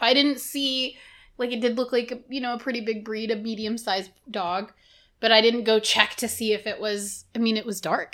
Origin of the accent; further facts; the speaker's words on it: Texas, United States; as a Texan